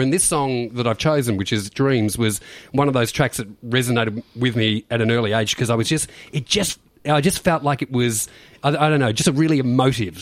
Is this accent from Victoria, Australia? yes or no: yes; Beaumaris, Victoria, Australia; I grew up in Bayside, Beaumaris